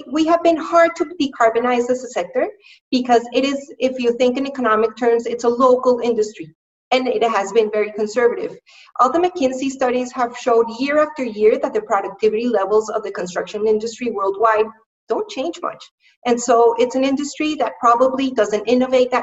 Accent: Colombia; now in London, United Kingdom; I am currently based in London in the UK, but I'm from Colombia, from South America.

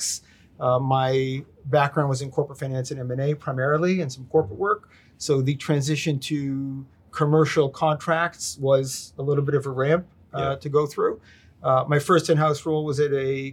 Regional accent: Israel; moved away as an adult; also born or lived in New York, United States; now in Boston, United States; when I was a young child, moved to Israel with my family. And was there till 1986, did my military service and came back to the States.

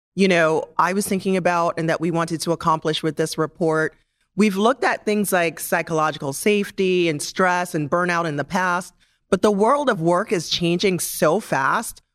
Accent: Jamaica; moved away; as a Jamaican, I always felt like the most important thing about me was not necessarily my age, but where I am from and how I grew up and the fact that I'm an immigrant.

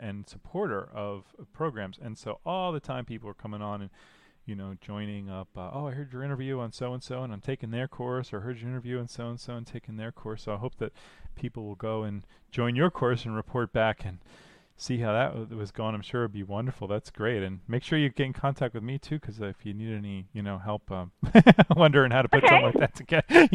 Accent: New Jersey, United States; moved away; I'm from New Jersey

